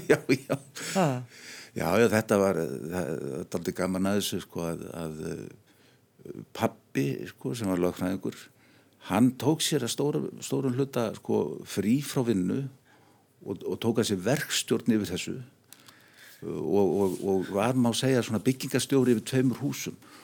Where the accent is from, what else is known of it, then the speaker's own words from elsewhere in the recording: Reykjavík, Capital Region, Iceland; also born or lived in Arnarnes; mín fyrstu spór stegi í Norðumýrinni